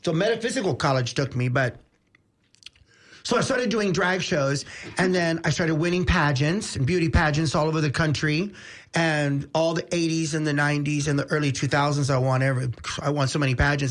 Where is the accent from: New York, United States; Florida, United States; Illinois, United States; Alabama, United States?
Florida, United States; Tampa; I was born right here in Tampa